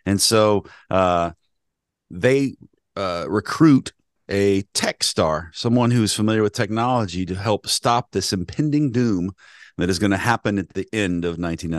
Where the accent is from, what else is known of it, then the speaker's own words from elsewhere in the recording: Nashville, Tennessee, United States; I grew up in Nashville, Tennessee.